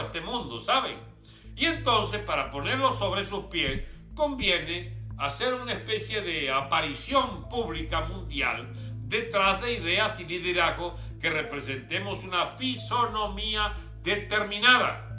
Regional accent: Venezuela; Nosotros somos venezolanos y repúblicos

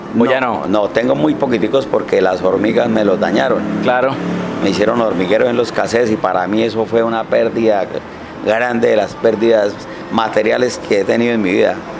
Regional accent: Bucaramanga, Santander, Colombia; yo soy aquí de Bucaramanga

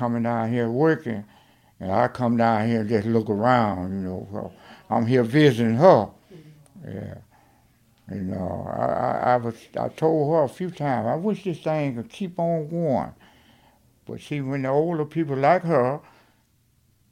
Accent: Alberta, Alabama, United States; moved away as an adult; also born or lived in Detroit, Michigan; I'm from Alberta, Alabama. And I left here and went

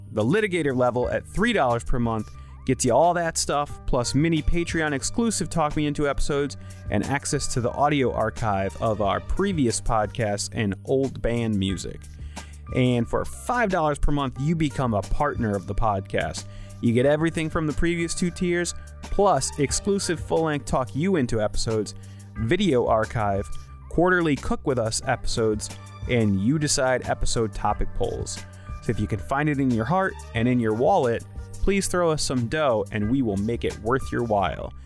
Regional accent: Naugatuck, Connecticut, United States; my hometown of Naugatuck

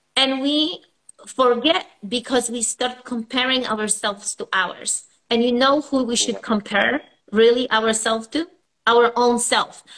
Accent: Poland; moved away as an adult; now in United States; I was born in Poland and I came here over, I would say, 25 years ago

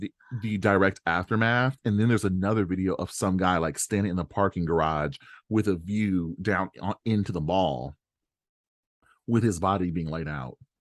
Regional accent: Australia; I'm Australian

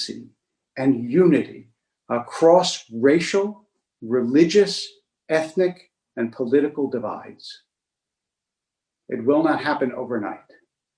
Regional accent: United States; I grew up in an America where there was an unreflective patriotism

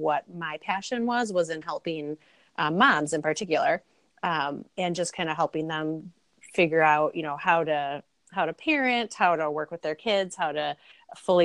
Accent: Milwaukee, Wisconsin, United States; I am from Milwaukee, Wisconsin

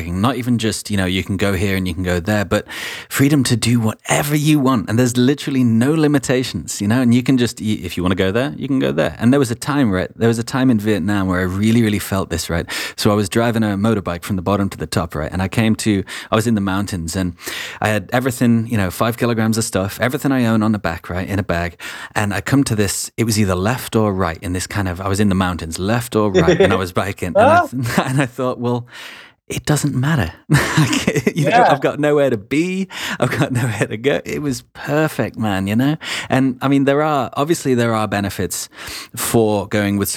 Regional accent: England, United Kingdom; also born or lived in Wales; I'm English and was raised in England

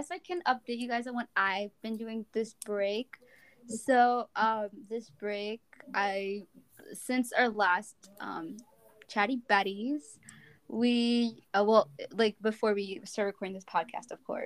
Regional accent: New Jersey, United States; I live in New Jersey. My parents immigrated here from Bangladesh, and I have lived here all my life.

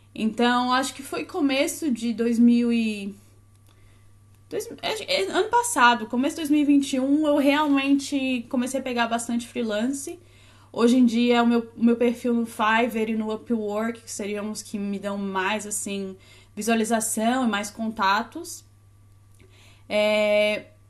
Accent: Florianópolis, Santa Catarina, Brazil; accent: Florianópolis (sing-song, S becomes X); moved away; Sou de Floripa, dá até certo, né, para perceber pelo sotaque. Fala, canta... Fala cantadinho, o S vira X.

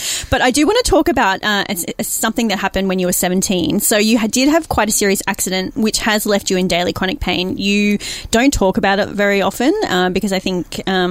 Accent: Queensland, Australia; I'm from Queensland.

